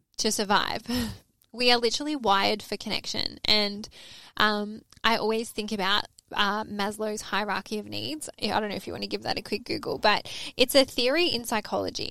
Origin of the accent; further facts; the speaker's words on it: Melbourne, Victoria, Australia; moved away as an adult; now in Sydney, Australia; I'm Aussie. And she's like, where in Australia are you from? And I said, oh, I'm from Melbourne.